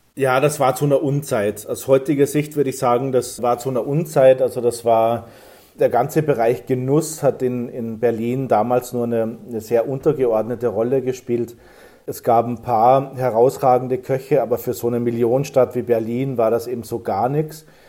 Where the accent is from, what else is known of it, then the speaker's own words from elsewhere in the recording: Saalbach-Hinterglemm, Salzburg, Austria; ich bin groß geworden in Zaalbach-Hinterglemm